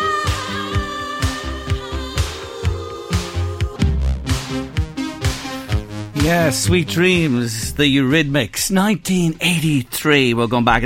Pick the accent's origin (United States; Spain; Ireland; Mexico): Ireland; being Irish on our own island